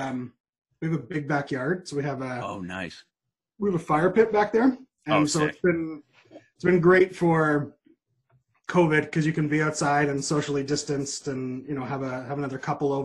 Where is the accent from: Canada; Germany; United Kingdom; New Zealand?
Canada; Toronto, Ontario; also born or lived in Maritimes / Nova Scotia; I was born in Toronto, but I consider myself from the Maritimes. That's where all my majority of my family is